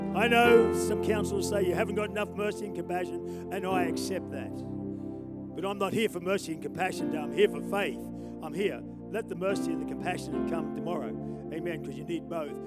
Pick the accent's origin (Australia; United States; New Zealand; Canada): Australia; I'm an Australian